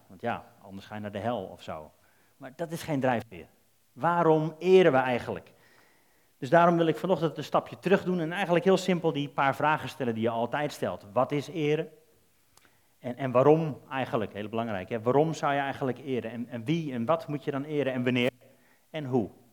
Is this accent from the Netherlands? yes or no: yes; Netherlands; Wij zijn Nederlanders